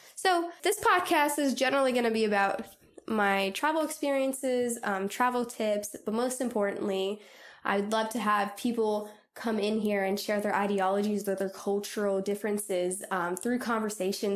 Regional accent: Southern California, United States; moved away; I'm originally from Southern California

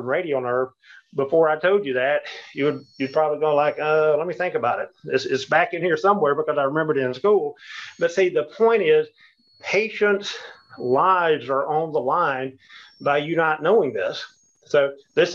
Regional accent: the South, United States; we're from the South here

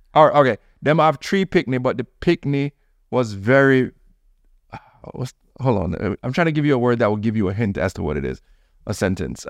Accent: Jamaica; I'm Jamaican

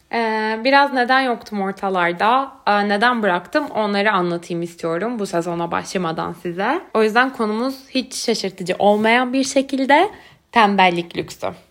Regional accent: Turkey; moved away as an adult; also born or lived in Istanbul; now in Berlin, Germany; ben de Türkiye'de doğdum, büyüdüm

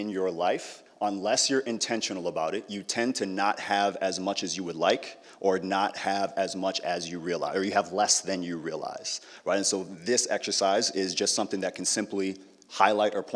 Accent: Apple Valley, Minnesota, United States; I grew up in Apple Valley, and it looked a lot different growing up than it does now.

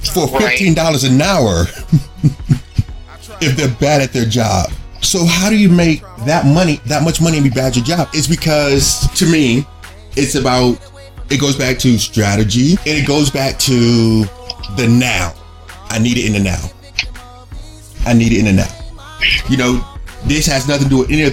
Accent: Arlington, Virginia, United States; I grew up in Arlington

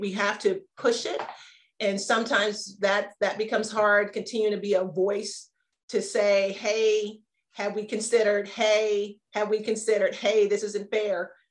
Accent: Maryland, United States; moved away; also born or lived in Arizona; I grew up in Maryland

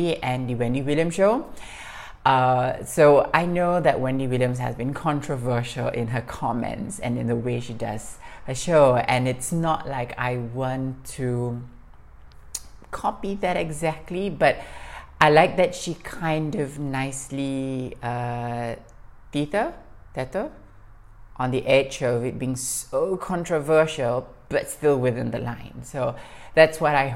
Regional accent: Singapore; moved away as an adult; now in Morocco; I'm Singaporean, living in Morocco

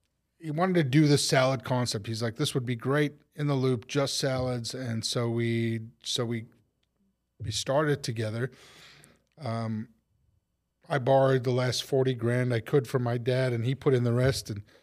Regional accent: Chicago, Illinois, United States; well, I'm not from New York. I'm from Chicago.

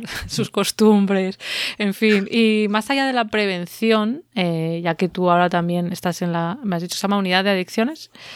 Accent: Valladolid, Castile and León, Spain; en Valladolid, que es de donde yo soy, o donde me crié

